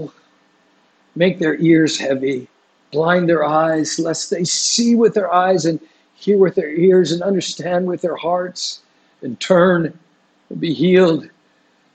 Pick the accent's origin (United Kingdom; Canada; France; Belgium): Canada; Vancouver, British Columbia; now in Singapore; every time I go back to Vancouver, it's hard not to judge just, you know, a little bit, because my hometown is just so dark.